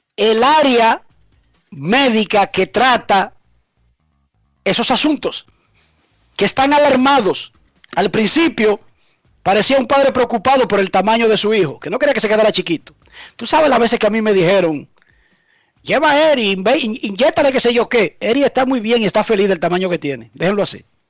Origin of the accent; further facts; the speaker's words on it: Herrera, Distrito Nacional, Dominican Republic; Yo no soy de Suiza ni soy de Noruega. Yo soy de Herrera. Soy de un barrio donde se pasa hambre.